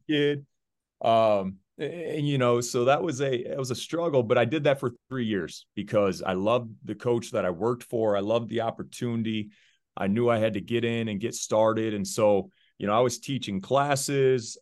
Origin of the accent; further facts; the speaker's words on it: Deckerville, Michigan, United States; moved away as an adult; also born or lived in Virginia / Arizona; I was born in Virginia, but I grew up in a small town, Deckerville, Michigan